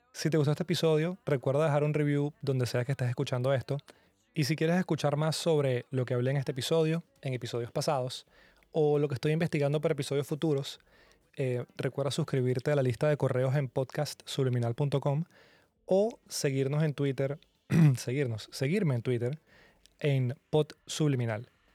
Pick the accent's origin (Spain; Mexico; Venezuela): Venezuela; que vengo de Venezuela